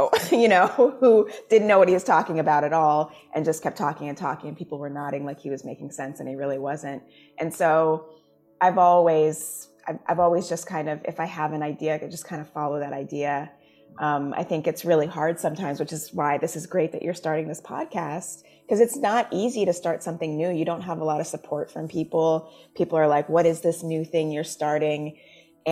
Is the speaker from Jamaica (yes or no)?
yes; Jamaica; now in United States; I am Jamaican. When I go home, my family's Jamaican, you know, like everyone speaks in Patois, like that is the culture that I grew up